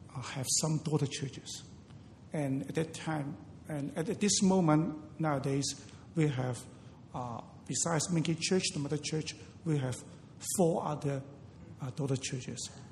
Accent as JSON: {"language": "English", "country": "Hong Kong", "tie": "born or raised there", "said": "I was born in Hong Kong"}